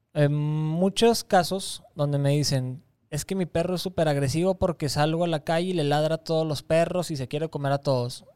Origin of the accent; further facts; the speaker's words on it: Torreón, Coahuila, Mexico; moved away as an adult; also born or lived in Campeche / Mérida, Yucatán; en mi tierra